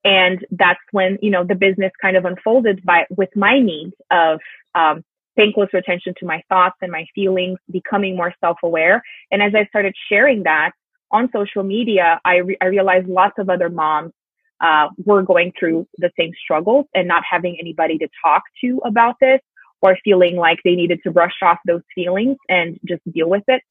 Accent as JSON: {"language": "English", "country": "Brazil", "second_language": "English", "moved": "as an adult", "said": "I'm originally from Brazil, and I started teaching English when I was 14"}